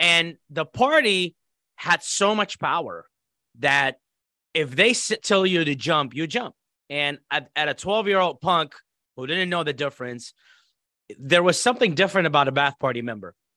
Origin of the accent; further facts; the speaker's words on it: Iraq; moved away as an adult; now in United States; growing up in Iraq